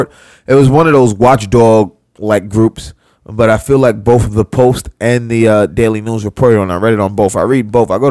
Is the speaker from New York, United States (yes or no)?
yes; New York City, New York, United States; a lifelong New Yorker